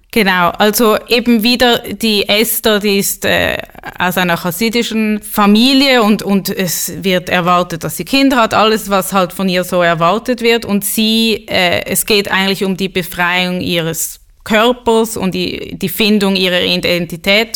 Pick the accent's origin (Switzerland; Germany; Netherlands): Switzerland; ich bin halb Schwedin und bin in der Schweiz geboren, war oft in Schulen, wo ich die einzige Jüdin war